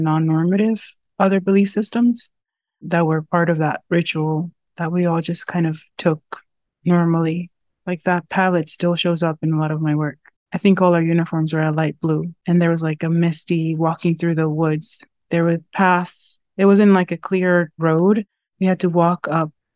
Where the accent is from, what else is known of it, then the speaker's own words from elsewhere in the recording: Loma de Cabrera, Dajabón, Dominican Republic; also born or lived in United States; now in New York, United States; I was born in the Dominican Republic and raised right at the border between Dominican Republic and Haiti in the Jabón Loma de Cabrera